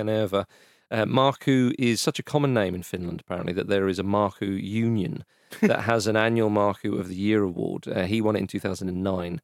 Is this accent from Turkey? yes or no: no; England, United Kingdom; an English person